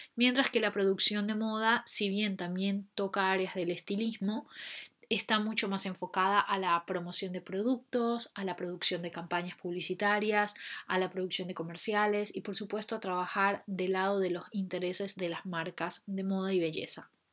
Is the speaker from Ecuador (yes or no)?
yes; Ecuador; moved away as an adult; also born or lived in Buenos Aires, Argentina; now in London, United Kingdom; Soy ecuatoriana